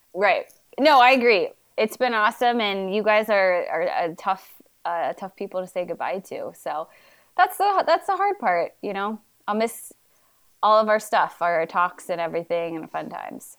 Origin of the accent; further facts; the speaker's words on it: Cincinnati, Ohio, United States; moved away; also born or lived in Des Moines, Iowa; the Cincinnati Reds, where my hometown is